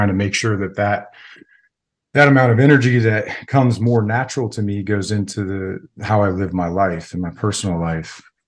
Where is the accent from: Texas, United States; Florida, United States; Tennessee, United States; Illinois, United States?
Florida, United States; also born or lived in New York / Virginia; I was born in Central Florida, but the common theme throughout my whole childhood was there was no stability when it came to planting roots anywhere. Like, I think I moved from Florida to New York, and then New York to Virginia for a while, and then back to Florida for all high school.